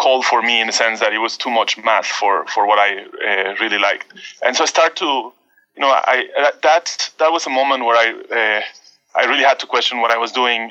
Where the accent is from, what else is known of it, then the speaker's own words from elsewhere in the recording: Baja California peninsula, Mexico; moved away; I come from the Baja California Peninsula, the northwest of Mexico.